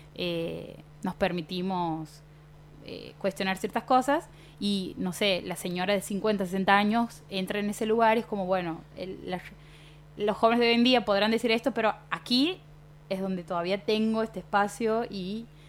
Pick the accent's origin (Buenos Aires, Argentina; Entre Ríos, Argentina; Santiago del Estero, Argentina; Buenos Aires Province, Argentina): Santiago del Estero, Argentina; Fernández; soy de Fernández, el bautismo era en Fernández